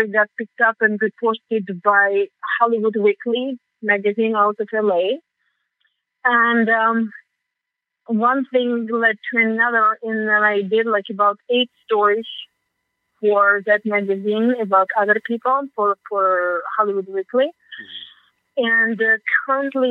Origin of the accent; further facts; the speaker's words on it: Georgia; first language Russian; English is a second language; moved away as an adult; now in United States; My native tongue is Russian. I speak also Georgian because I'm from the Republic of Georgia